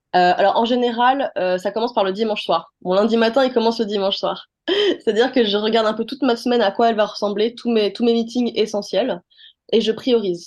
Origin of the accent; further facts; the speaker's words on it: Les Mureaux, Île-de-France, France; also born or lived in Paris; Je viens des Mureaux